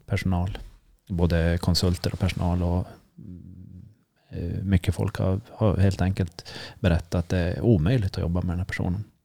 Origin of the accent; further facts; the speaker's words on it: Sweden; det är jag som är svensk